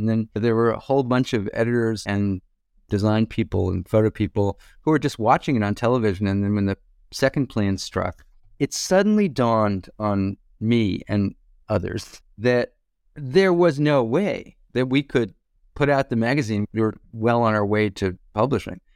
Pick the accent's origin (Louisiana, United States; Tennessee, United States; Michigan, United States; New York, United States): New York, United States; Hewlett; moved away; also born or lived in Brooklyn, New York; It was a town called Hewlett near Kennedy Airport in Long Island